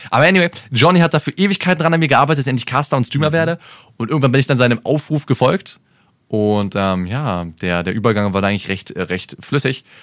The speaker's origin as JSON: {"language": "German", "region": "Berlin", "country": "Germany", "said": "Ich bin Berliner, ist kein Problem."}